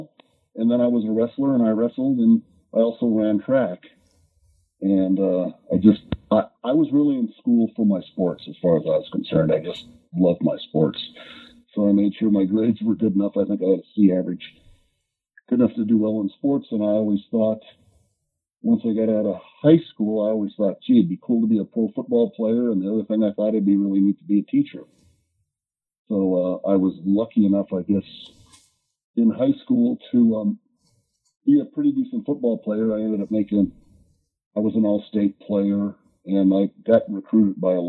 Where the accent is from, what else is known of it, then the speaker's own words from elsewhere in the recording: Lakewood, Colorado, United States; I'm from Lakewood. That's where I live now.